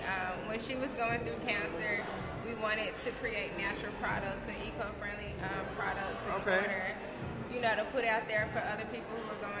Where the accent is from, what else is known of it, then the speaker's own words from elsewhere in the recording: Memphis, Tennessee, United States; moved away as an adult; now in Georgia, United States; We're both originally from Memphis, Tennessee. Been living in Georgia for, about 3 years